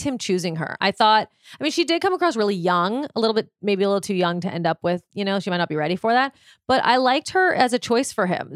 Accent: Malibu, California, United States; I grew up in Malibu

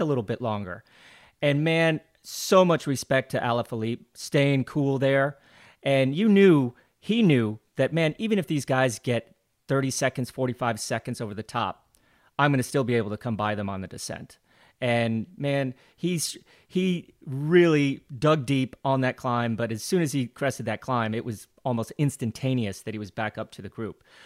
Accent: Glenwood Springs, Colorado, United States; moved away; growing up in Glenwood Springs, Colorado was great

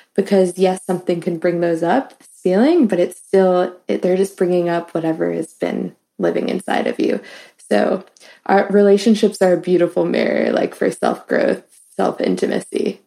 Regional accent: New York City, New York, United States; now in Philadelphia, United States; I'm from New York City

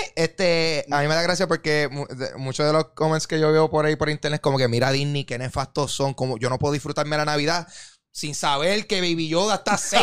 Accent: Carolina, Puerto Rico; yo soy de Carolina

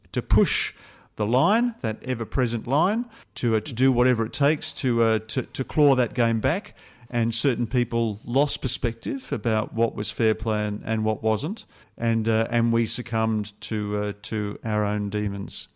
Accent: Australia

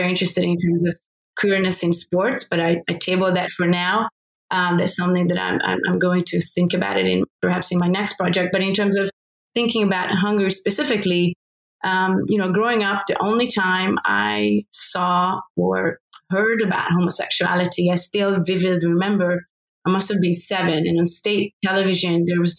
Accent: Hungary; born or raised there

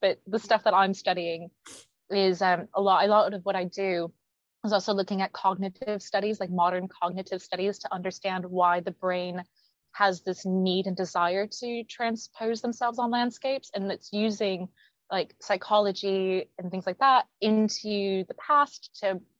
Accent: Arizona, United States; now in London, United Kingdom; everyone in the UK can pinpoint I'm American, and everyone in the US always goes, oh, where are you from? And then I'm like, oh, I'm from Arizona, but I live in London.

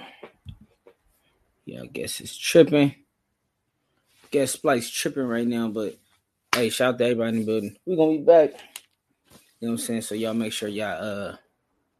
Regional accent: the West, West Coast, United States; I'm from the West

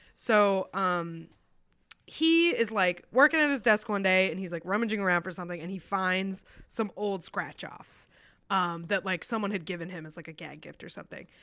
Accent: New Hampshire, United States; my home state of New Hampshire

